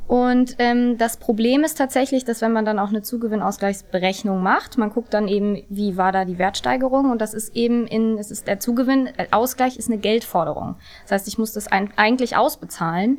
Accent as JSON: {"language": "German", "town": "Duisburg", "region": "North Rhine-Westphalia", "country": "Germany", "tie": "born or raised there", "also_born_or_lived": "Hamburg", "moved": "yes", "said": "ich bin auch gerne in Duisburg groß geworden"}